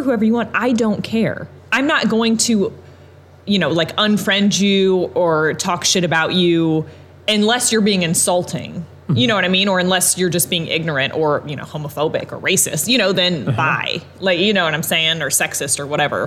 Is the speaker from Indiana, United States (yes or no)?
yes; Evansville, Indiana, United States; I've been born and raised in Evansville my entire life.